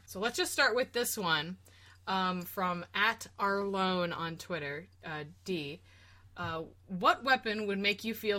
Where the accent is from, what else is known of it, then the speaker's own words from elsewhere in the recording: Scotland, United Kingdom; I think I just generally go to, like, a claymore. I'm Scottish, so, like, I like those types of big, large swords